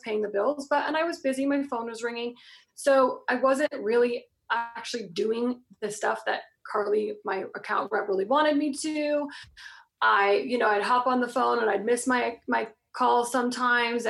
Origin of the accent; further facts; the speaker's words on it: Florida, United States; I'm from Florida. So, of course, I was like wearing like some, you know, big old hoodie because we don't have like jackets and stuff